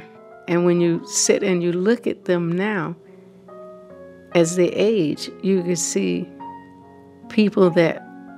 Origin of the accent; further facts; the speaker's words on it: the South, United States; growing up in the South